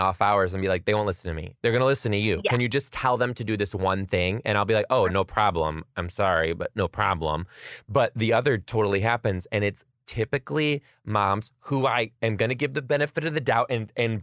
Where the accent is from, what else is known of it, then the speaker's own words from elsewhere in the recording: Detroit, Michigan, United States; I am from Detroit.